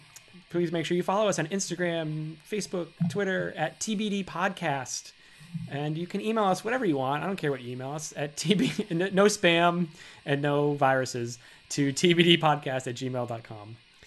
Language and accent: English; Massachusetts, United States; I'm from Massachusetts.